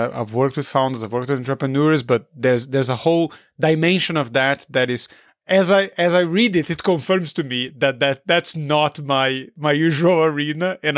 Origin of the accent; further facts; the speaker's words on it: Brazil; moved away; I'm not from Barcelona. I'm from Brazil